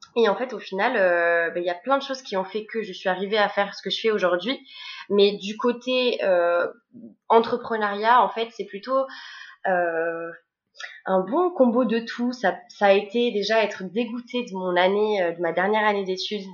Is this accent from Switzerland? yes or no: no; Bordeaux, Nouvelle-Aquitaine, France; je suis de Bordeaux